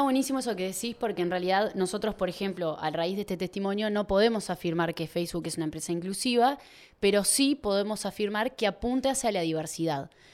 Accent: Uruguay; hablo de acá de Uruguay

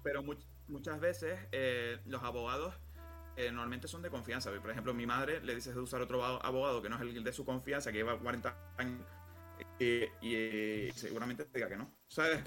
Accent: Canary Islands, Spain; soy, canario

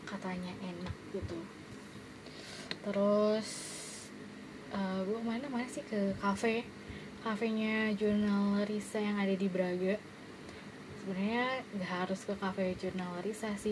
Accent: Bandung, West Java, Indonesia; jadi sebenarnya gue tuh orang Bandung gue lahir dan besar di Bandung

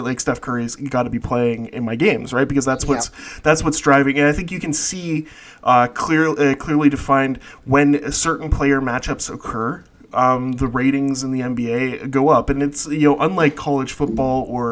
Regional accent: Canada; I'm Canadian

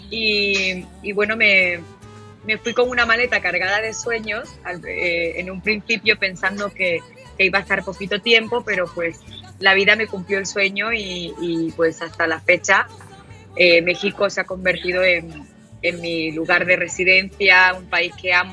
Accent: Málaga, Andalusia, Spain; yo empecé a cantar regional mexicano desde aquí, en desde en, mi tierra, en Málaga

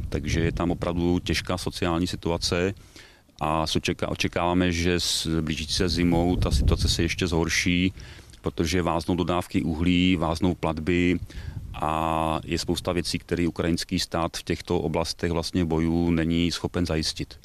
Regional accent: Jeseník, Olomouc Region, Czechia; Já pocházím z Jeseníku

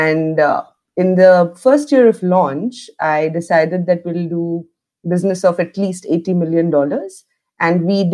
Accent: Assam, India; moved away; also born or lived in Sweden; I was born and brought up in Assam

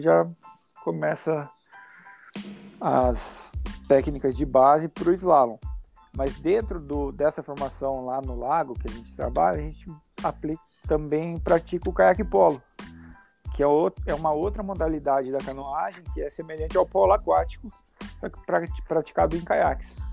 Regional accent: Rio das Cinzas area, Paraná, Brazil; eu cresci no Rio, a gente brincava e rodava de boia, as câmeras de caminhão, descia as corredeiras, era muito legal. A vida inteira a gente sempre curtiu muito o Rio. A nossa infância foi no Rio das Cinzas.

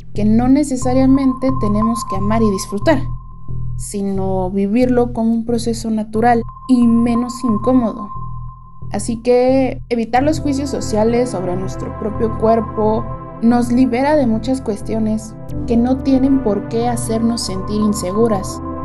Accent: Ciudad Nezahualcóyotl, State of Mexico, Mexico; tengo 20 años y soy de Ciudad Nezahualcóyotl

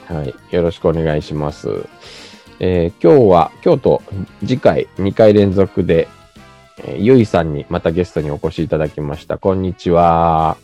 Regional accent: Japan; also born or lived in South Korea; 日本生まれ、韓国在住経験あり

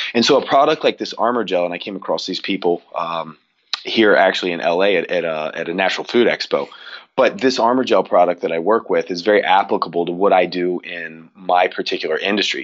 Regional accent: Cincinnati, Ohio, United States; I grew up in the Midwest in Cincinnati

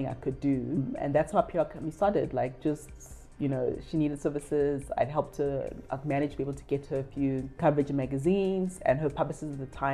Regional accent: South Africa; also born or lived in Ghana; I am Ghanaian of origin, grew up in South Africa.

